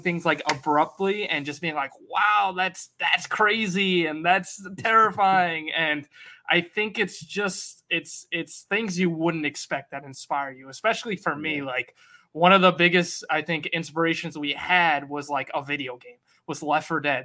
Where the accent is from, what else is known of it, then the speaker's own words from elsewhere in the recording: Worcester, Massachusetts, United States; I am from the Northeast, so I'm from Worcester, Mass